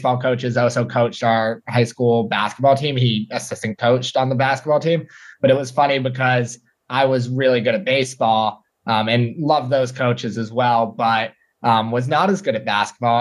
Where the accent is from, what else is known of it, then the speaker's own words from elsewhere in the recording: New York City, New York, United States; born and raised in New York City